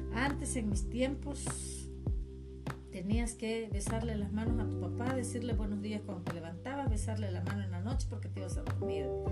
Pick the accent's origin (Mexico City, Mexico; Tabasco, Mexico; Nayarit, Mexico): Tabasco, Mexico; Cárdenas; born or raised there